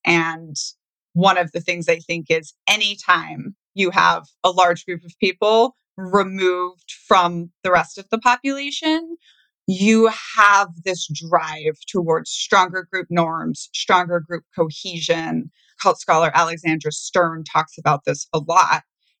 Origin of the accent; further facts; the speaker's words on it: Brazil; now in United States; I was growing up in Brazil where every rich person's house has a super high wall around it.